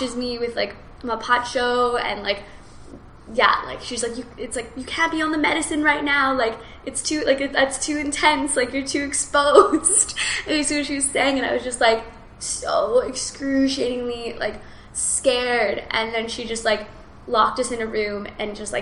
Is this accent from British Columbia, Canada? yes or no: yes; Kelowna, British Columbia, Canada; I was in my hometown. I was just like in Kelowna